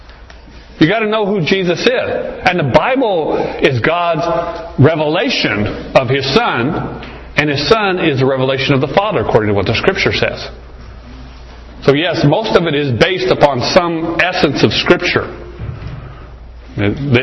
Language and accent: English; Arizona, United States; I grew up here in Arizona